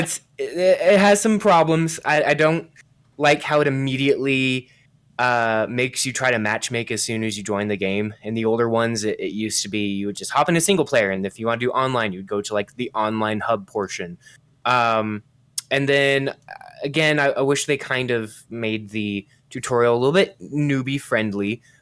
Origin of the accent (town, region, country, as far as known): United States